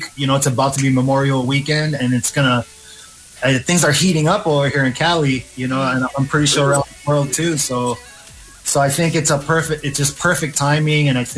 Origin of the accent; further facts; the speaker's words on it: Philippines; now in Marina del Rey, United States; I was born in the Philippines